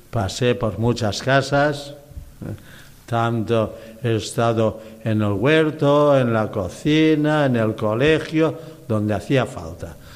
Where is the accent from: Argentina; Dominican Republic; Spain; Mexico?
Spain; Petra, Balearic Islands; No, yo estaba aquí en España, de España, bueno, también es España. Yo salí de Petra, Mallorca, el pueblo de Junípero Serra, el gran misionero también.